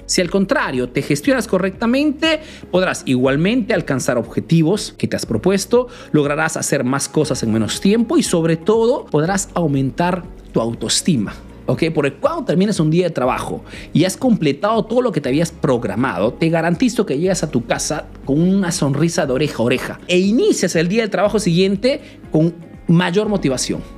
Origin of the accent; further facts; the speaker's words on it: Peru; now in Italy; soy un emprendedor peruano que vive hace nuevos en Italia